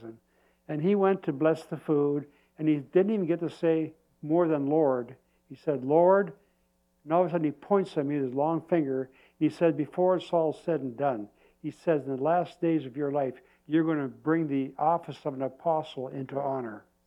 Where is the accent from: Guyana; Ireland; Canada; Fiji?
Canada; I said, Canada.